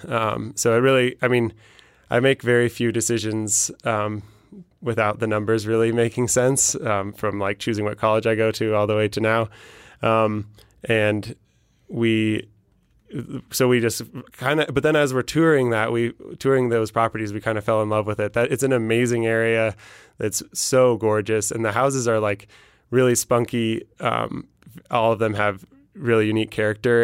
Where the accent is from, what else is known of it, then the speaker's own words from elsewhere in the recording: Denver, Colorado, United States; I'm from Denver